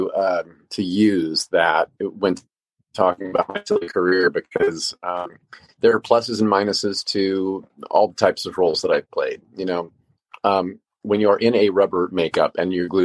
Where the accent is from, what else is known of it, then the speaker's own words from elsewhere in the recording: Indiana, United States; now in Los Angeles, United States; Indiana, and that's my home state. That's where I come from